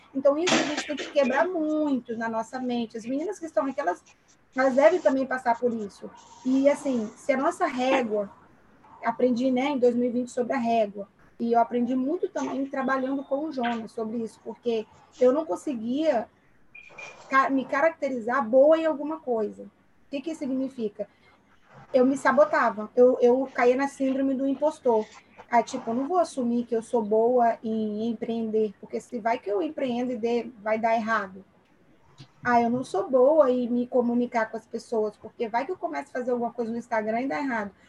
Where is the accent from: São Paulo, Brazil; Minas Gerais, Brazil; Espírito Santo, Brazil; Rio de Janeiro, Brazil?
Espírito Santo, Brazil; Aracruz; moved away; eu sou natural de Aracruz, ah, de onde? É de Barra do Riacho